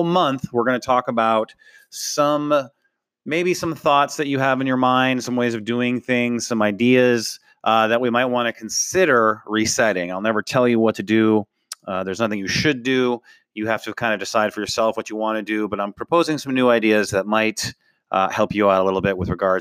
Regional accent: North Dakota, United States; I grew up in North Dakota

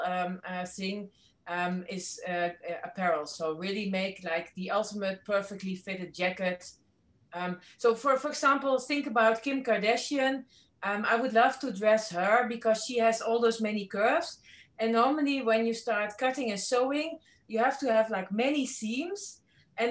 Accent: the middle of the Netherlands, central Netherlands, Netherlands; I'm not from Amsterdam, but from the middle of the Netherlands

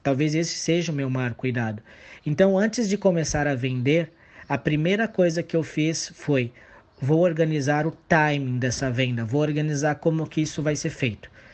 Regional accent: São Paulo, Brazil; moved away as an adult; now in Campo Grande, Brazil; eu não sou natural de Campo Grande, eu sou de São Paulo, capital, mas eu estava aqui por conta da faculdade

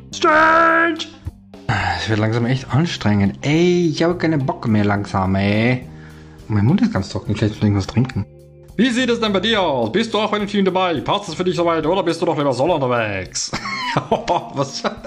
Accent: Austria; ich bin ja aus dem Ösiland, also aus Österreich

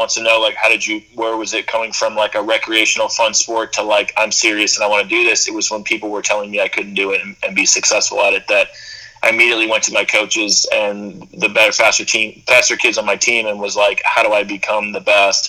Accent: just outside of Philadelphia, Pennsylvania, United States; I grew up in just outside of Philadelphia

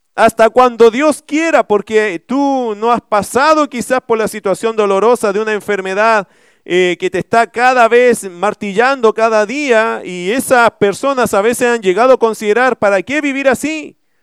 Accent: Chile

